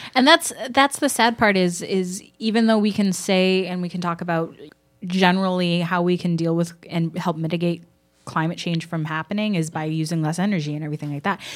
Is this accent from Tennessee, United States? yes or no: no; Houston, Texas, United States; I grew up in Houston, which is a big oil town